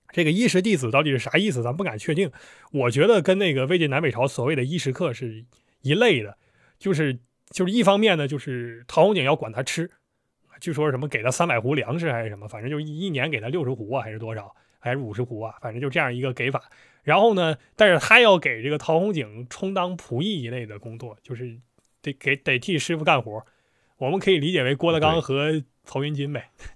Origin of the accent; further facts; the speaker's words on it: China; 我们中国人